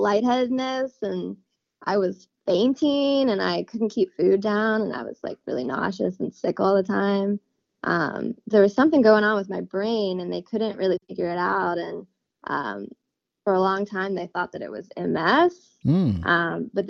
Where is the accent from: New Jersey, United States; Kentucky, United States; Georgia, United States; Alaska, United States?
Kentucky, United States; Louisville; moved away as an adult; now in Stillwater, United States; I'm from Louisville, Kentucky. Right now I'm living in Stillwater